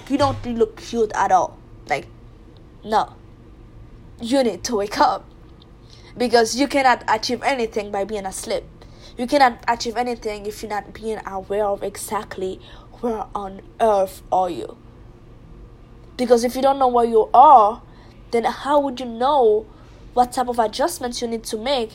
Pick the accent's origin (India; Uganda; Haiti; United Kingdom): Haiti; I'm from Haiti, and Haitians, they are big fan of soccer. In our country, we call it football